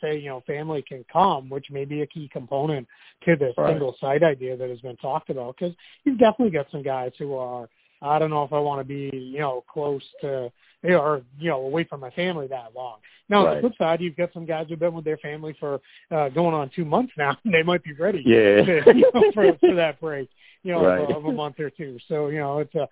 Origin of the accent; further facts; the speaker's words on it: Boston, Massachusetts, United States; moved away; back home in Boston